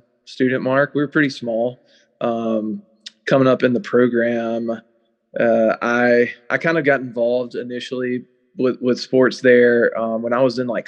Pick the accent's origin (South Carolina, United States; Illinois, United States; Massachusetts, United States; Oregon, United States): South Carolina, United States; Westminster; I grew up in Westminster, South Carolina, which is in the upstate